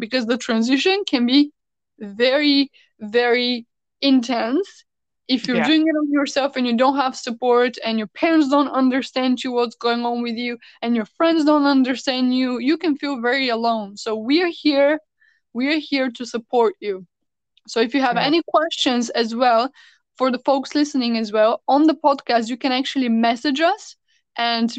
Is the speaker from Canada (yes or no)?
no; Bulgaria; moved away as an adult; also born or lived in United States; I came from the States to back to my hometown in Bulgaria